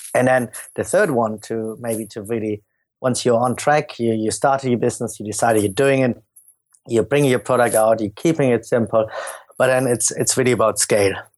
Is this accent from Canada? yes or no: no; Germany; accent: German; moved away as an adult; also born or lived in London; as you can hear from my accent, I'm, I'm German